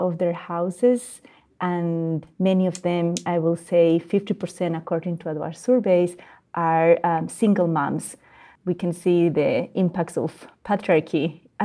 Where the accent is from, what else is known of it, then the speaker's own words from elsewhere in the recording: Bolivia; moved away; also born or lived in Mexico / Canada; I am born and raised in Bolivia, and I am based in between Mexico and Canada.